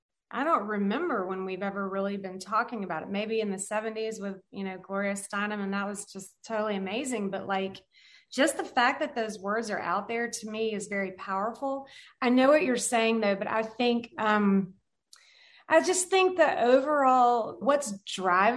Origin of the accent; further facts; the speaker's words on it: the South, United States; I grew up in the South